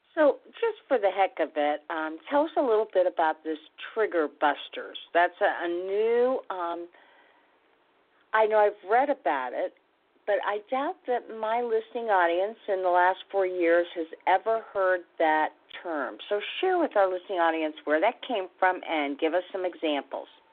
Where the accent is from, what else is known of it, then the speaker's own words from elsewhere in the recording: Midwest, United States; I'm from the Midwest